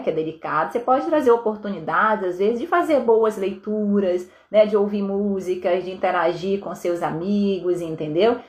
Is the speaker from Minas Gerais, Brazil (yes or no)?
no; Vitória, Espírito Santo, Brazil; eu sou de Vitória, no Espírito Santo